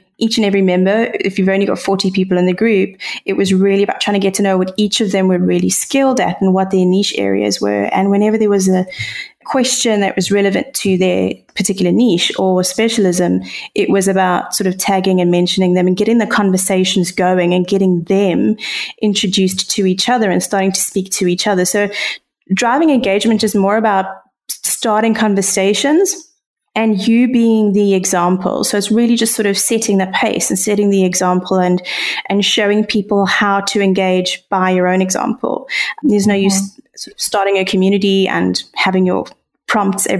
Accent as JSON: {"language": "English", "country": "South Africa"}